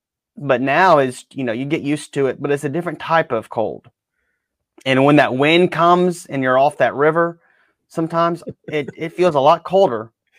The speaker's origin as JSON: {"language": "English", "town": "Baton Rouge", "region": "Louisiana", "country": "United States", "moved": "yes", "said": "I'm from Baton Rouge"}